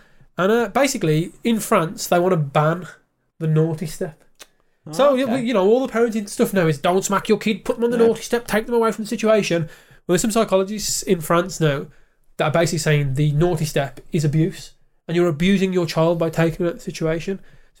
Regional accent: United Kingdom; Look, we're both British.

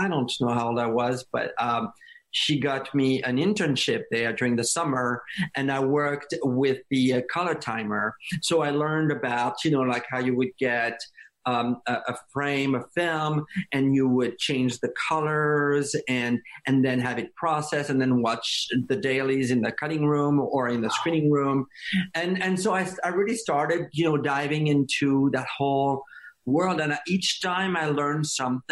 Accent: France; English is a second language; moved away as an adult; now in United States; I grew up in France

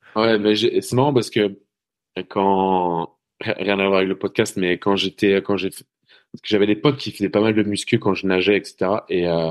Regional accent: Brittany, France; moved away; je suis breton à la base

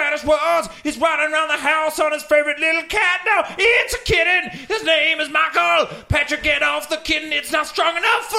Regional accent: Wellington, New Zealand; I was born in Wellington in 1988.

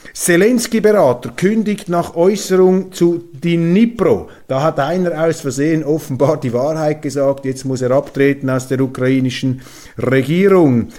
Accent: Switzerland; accent: Swiss; als Schweizer ähm, in hochdeutscher Sprache mit schweizerischem Akzent

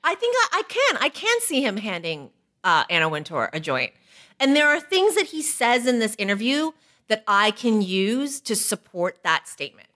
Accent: Toronto, Ontario, Canada; We're both from Toronto

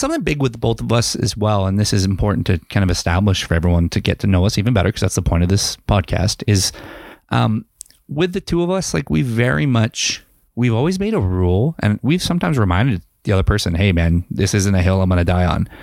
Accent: London, Ontario, Canada; moved away as an adult; now in Kamloops, Canada; go home in my hometown

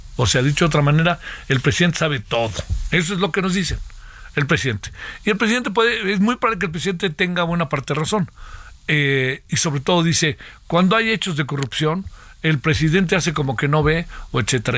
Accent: Mexico

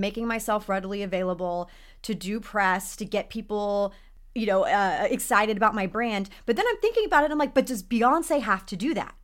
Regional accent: Texas, United States; now in Los Angeles, United States; I grew up in Texas

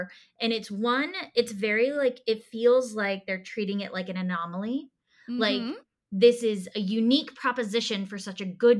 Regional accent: North India, India; you're South Indian, I'm North Indian

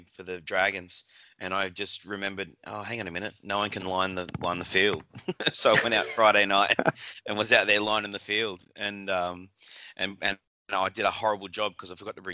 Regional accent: Australia; moved away as an adult; now in Vancouver, Canada; Being an Australian

